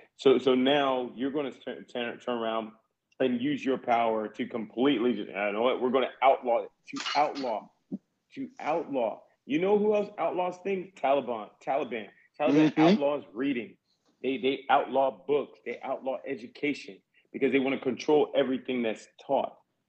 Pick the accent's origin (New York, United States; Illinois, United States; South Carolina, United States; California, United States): South Carolina, United States; I'm from South Carolina.